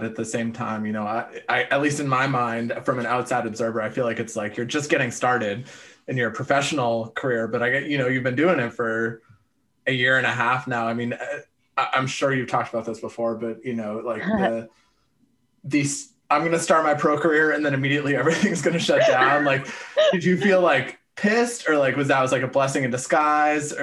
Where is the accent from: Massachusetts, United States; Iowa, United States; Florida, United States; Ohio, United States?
Massachusetts, United States; Boston; I grew up in Boston, but my parents live outside Philly now